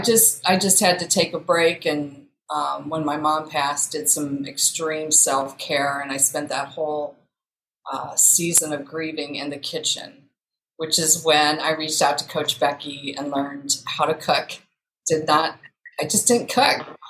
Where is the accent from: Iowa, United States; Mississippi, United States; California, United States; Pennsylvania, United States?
Iowa, United States; moved away as an adult; also born or lived in St. Louis, Missouri / West Des Moines, Iowa; I was born and raised in Iowa. I'm currently in West Des Moines, Iowa